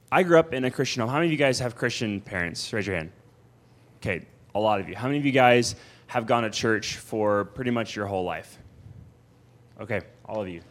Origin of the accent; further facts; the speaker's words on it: Houston, Texas, United States; moved away as an adult; I was from Houston, Texas. I was from North Houston, Texas, in the suburbs. I was a suburb kid.